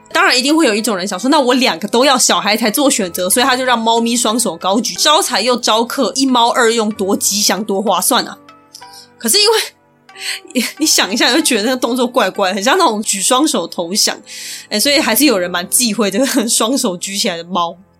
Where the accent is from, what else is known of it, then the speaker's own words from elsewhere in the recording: Taiwan; 所以我就尽量挑我们台湾人常去的那些地方